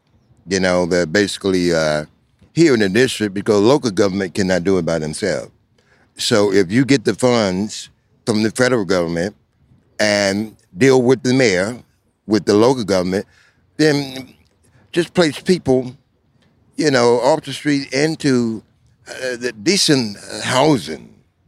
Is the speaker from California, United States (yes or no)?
no; South Carolina, United States; now in Washington, D.C., United States; I was not born here. You know, I'm not a Washingtonian. Where were you born? I came from the Clay Hills of South Carolina.